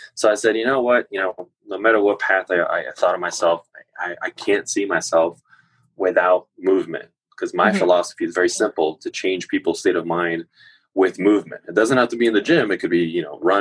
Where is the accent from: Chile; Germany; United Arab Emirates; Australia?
Chile; now in United States; when I was growing up in Chile